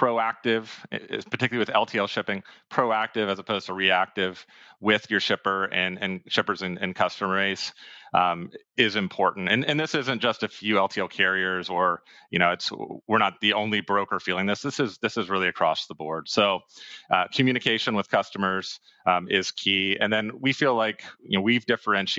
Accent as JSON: {"language": "English", "region": "Pennsylvania", "country": "United States", "also_born_or_lived": "Boston, Massachusetts", "moved": "yes", "lives_now": "Austin, United States", "said": "I'm originally from Pennsylvania, decided to stay in the Northeast, was up there for 5 years"}